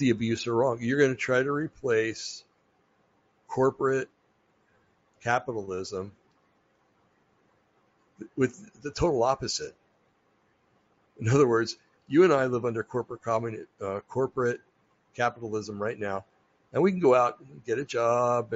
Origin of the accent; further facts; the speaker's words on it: New Jersey, United States; I come from New Jersey